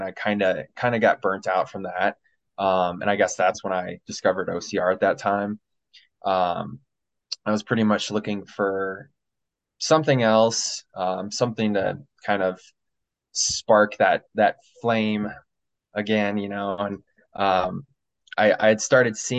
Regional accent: Illinois, United States; moved away as an adult; now in Colorado, United States; I'm from Illinois originally

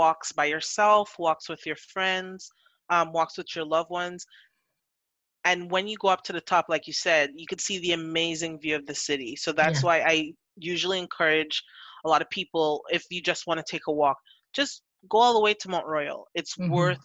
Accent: Trinidad & Tobago; also born or lived in Montreal area, Canada; now in Montreal, Canada; I'm from Trinidad.

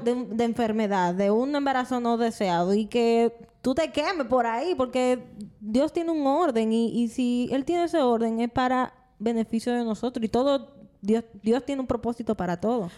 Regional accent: Dominican Republic; como mujer dominicana, que así somos todita las dominicanas

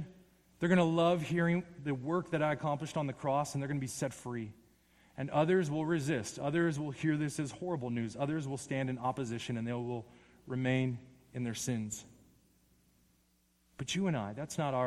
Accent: Las Vegas, Nevada, United States; I'm from Las Vegas

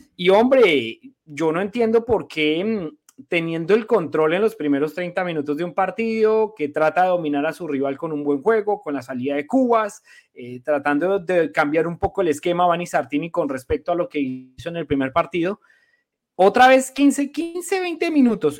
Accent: Colombia; now in Montreal, Canada; colombiano igual que yo

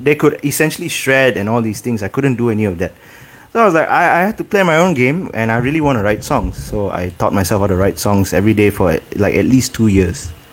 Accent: Ipoh, Perak, Malaysia; now in Kuala Lumpur, Malaysia; growing up in Ipoh

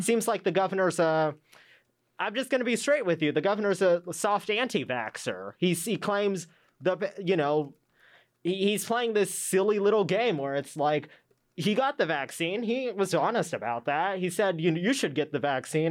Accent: Arizona, United States; I grew up here in Arizona

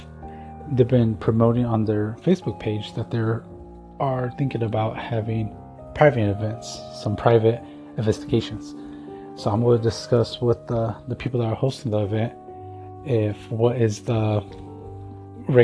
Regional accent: Tucson, Arizona, United States; my hometown of Tucson, Arizona

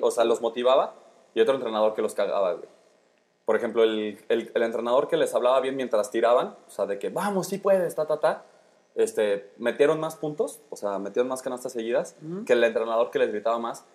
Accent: León, Guanajuato, Mexico; nosotros que somos aquí de León

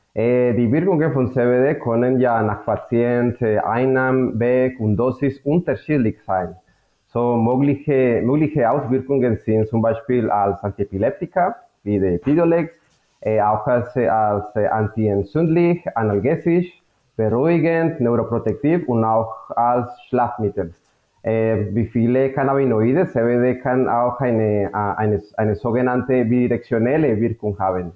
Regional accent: Colombia; German is a second language; moved away as an adult; now in Germany; komme aus Kolumbien. Äh, ich bin Chemiker mit Schwerpunkt Biochemie, habe in Kolumbien studiert. Mein meine Heimat

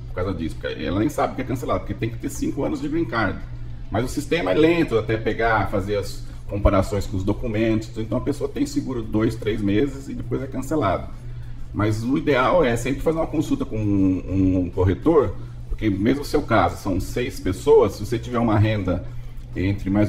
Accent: São Paulo, Brazil; eu sou de São Paulo

